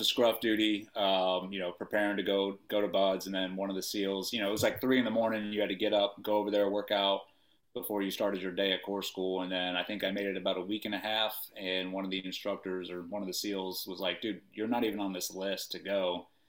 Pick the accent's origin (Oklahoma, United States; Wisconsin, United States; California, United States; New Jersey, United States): New Jersey, United States; Paterson; born there; also born or lived in Indiana; No, I was born in New Jersey, Patterson, New Jersey.